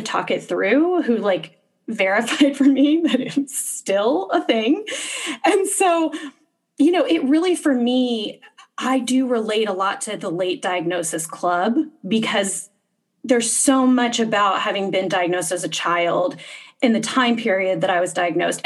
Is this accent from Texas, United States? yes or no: yes; Texas, United States; moved away as an adult; also born or lived in Boston; I was growing up in Texas